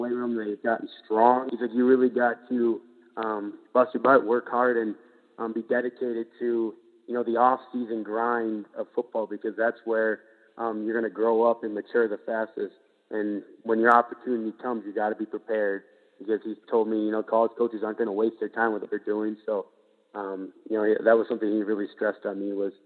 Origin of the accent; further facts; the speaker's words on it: Minnesota, United States; I've been living here for 22 years